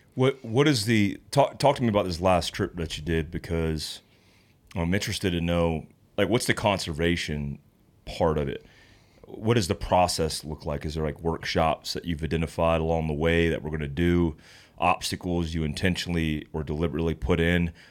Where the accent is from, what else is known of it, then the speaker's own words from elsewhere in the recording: North Carolina, United States; moved away; I grew up in North Carolina at the foothills of the Appalachians